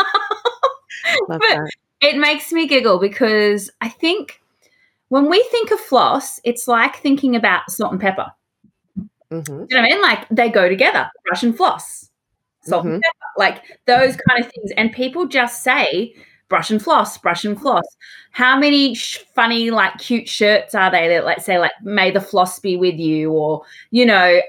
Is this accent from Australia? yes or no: yes; Australia; I am your Australian host